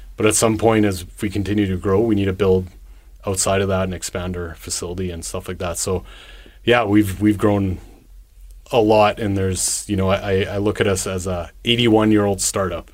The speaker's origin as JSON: {"language": "English", "town": "Winnipeg", "region": "Manitoba", "country": "Canada", "tie": "born or raised there", "also_born_or_lived": "Toronto / Ontario / Alberta / Saskatchewan", "moved": "as an adult", "said": "born and raised in Winnipeg"}